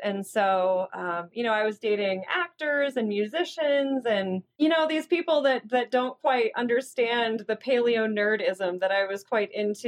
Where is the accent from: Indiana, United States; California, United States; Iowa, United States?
Indiana, United States; South Bend; I grew up in South Bend, Indiana